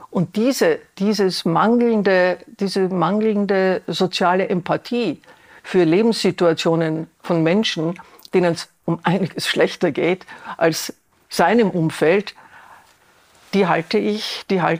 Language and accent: German; Vienna, Austria; Ich als Wienerin habe ein Beispiel